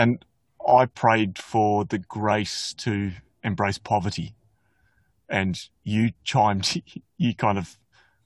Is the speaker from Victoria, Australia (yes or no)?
no; Flinders Island, Tasmania, Australia; I grew up on Flinders Island